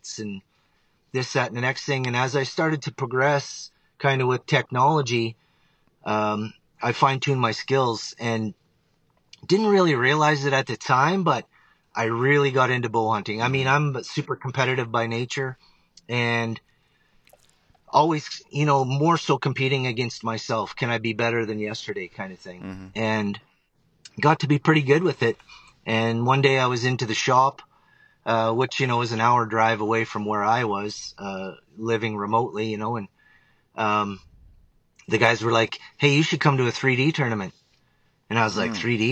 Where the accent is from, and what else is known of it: Northern Ontario, Canada; born or raised there; moved away as an adult; now in Alberta, Canada